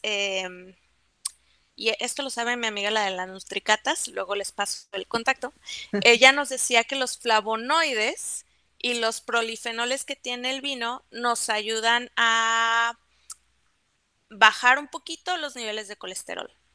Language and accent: Spanish; Mexico; los mexicanos somos muy sommeliers